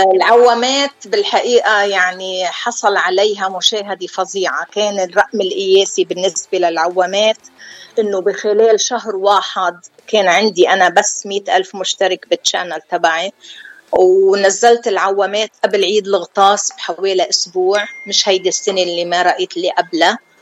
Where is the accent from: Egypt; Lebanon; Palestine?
Lebanon; Deir Mimas, Nabatieh Governorate; moved away as an adult; أنا من دير ميماس قرية جنوبية بقضاء مرجعيون